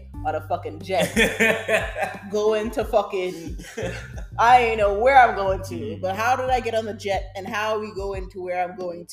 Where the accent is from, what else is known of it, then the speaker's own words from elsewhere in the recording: New York, United States; I am born in New York, obviously. I'm a New Yorker.